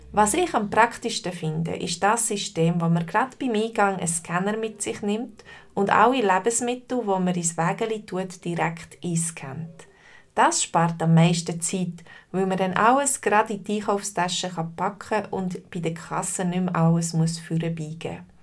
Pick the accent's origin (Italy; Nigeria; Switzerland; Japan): Switzerland; bei uns in der Schweiz